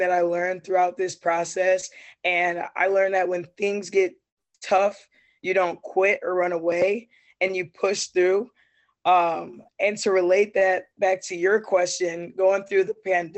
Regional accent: Grand Rapids, Michigan, United States; I'm born and raised in Grand Rapids, Michigan

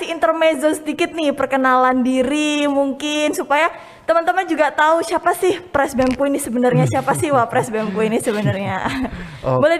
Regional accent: Surabaya, East Java, Indonesia; aku asal Surabaya, asli Surabaya ya.

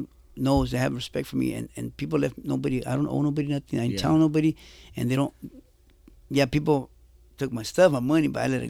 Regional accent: Jalisco, Mexico; I tell the shot callers from the paisas, because I'm from Mexico. So yeah. I tell the paisas, hey, soy de Jalisco, pero no corro paisa. Soy cristiano.

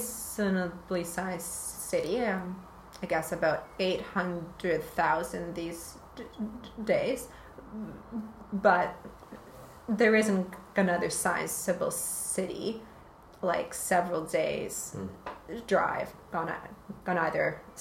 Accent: Winnipeg, Manitoba, Canada; It's a city called Winnipeg.

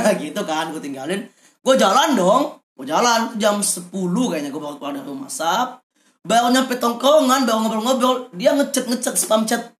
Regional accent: Palembang, South Sumatra, Indonesia; moved away; gua balik ke Palembang

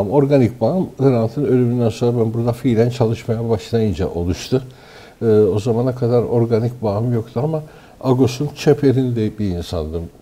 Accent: Istanbul, Turkey; born there; 1953 yılında İstanbul'da doğdum.

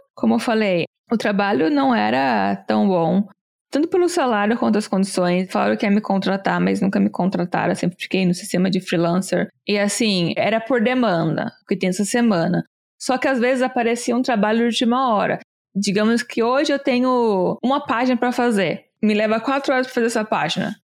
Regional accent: Brazil; moved away as an adult; also born or lived in Chicago / New York; now in United States

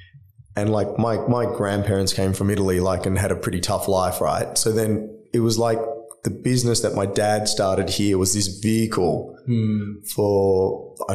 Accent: Sydney, New South Wales, Australia; I grew up in Drummoyne

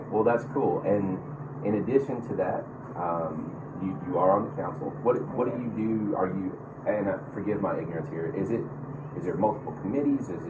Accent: Smyrna, Tennessee, United States; I grew up in Smyrna

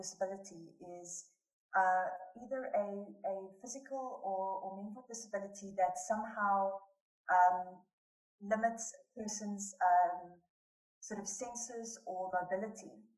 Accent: Johannesburg, Gauteng, South Africa; I was born and raised in Johannesburg, South Africa.

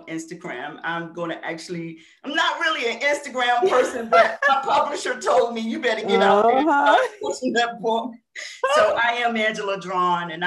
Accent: Washington, District of Columbia, United States; growing up in the Washington, D.C. area and having a Southern background, because even though I lived in D.C.

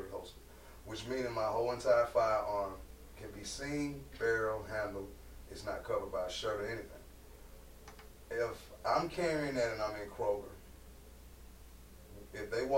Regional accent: Atlanta, Georgia, United States; I'm born and raised in Atlanta, Georgia. And I'll never forget, you know, growing up on the east side

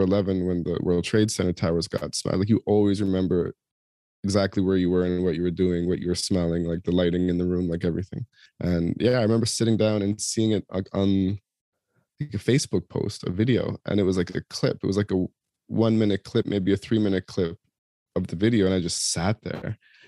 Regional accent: Toronto, Ontario, Canada; And I'm back in my hometown for a week in Toronto, celebrating my daughter's university graduation

